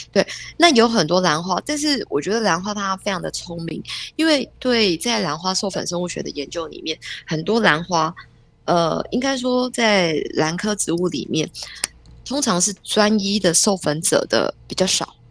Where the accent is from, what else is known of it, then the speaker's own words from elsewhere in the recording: Taiwan; 身为台湾人，住在台湾这个地方